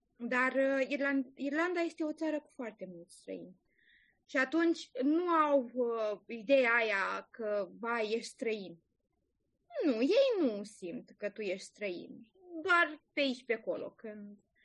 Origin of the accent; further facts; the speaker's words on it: Romania; moved away as an adult; now in Ireland; eu sunt foarte mândră că sunt româncă